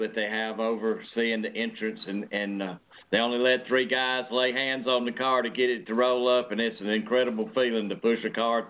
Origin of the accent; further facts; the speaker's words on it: 90 miles from Talladega, Alabama, United States; Talladega is 90 miles from my hometown, and that's my hometown track